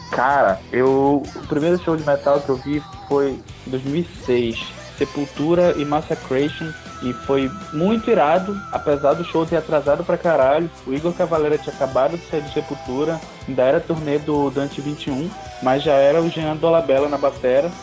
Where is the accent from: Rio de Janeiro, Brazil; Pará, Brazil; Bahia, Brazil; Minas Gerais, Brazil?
Pará, Brazil; Belém; now in Manaus, Brazil; sou de Belém, mas moro em Manaus desde 2013